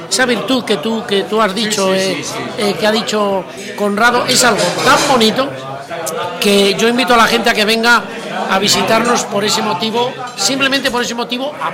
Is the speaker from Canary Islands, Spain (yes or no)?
no; La Rioja, Spain; la vendimia es una parte que tiene el sentido de cómo somos los riojanos.